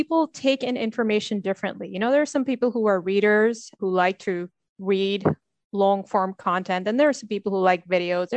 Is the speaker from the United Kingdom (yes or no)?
no; Dubai, United Arab Emirates; also born or lived in United States / Sweden; I'm from Dubai, so I've grown up here.